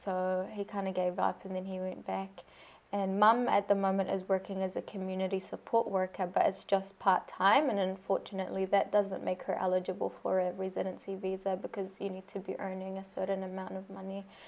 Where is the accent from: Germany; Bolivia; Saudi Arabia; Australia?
Saudi Arabia; first language Arabic; English is a second language; now in Christchurch, New Zealand; my home country of Saudi Arabia